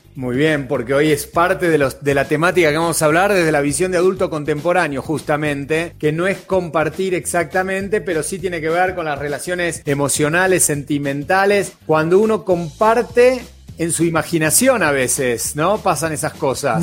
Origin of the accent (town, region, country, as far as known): Argentina; accent: Argentine